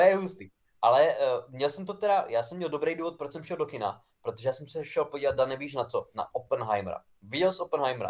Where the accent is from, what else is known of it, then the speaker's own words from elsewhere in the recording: near Přerov, Olomouc Region, Czechia; já pocházím vlastně z kousek od Přerova